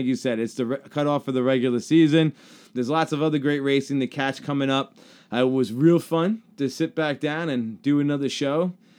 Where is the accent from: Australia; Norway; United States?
United States; Long Island, New York; Eric Jones looks like everybody I know's mom growing up on Long Island.